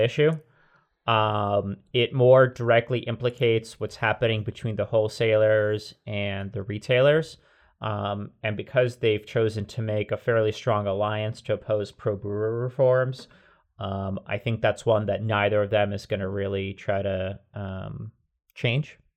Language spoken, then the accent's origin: English; New Jersey, United States; moved away; I grew up in Jersey primarily before moving to, to this part, uh, of the U S